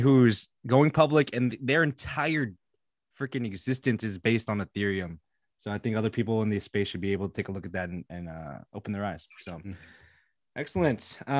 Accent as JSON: {"language": "English", "country": "Philippines", "said": "I'm Filipino as well."}